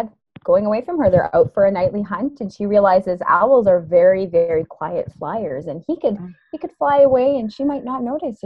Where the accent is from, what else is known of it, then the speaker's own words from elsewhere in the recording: Canada; I'm from Canada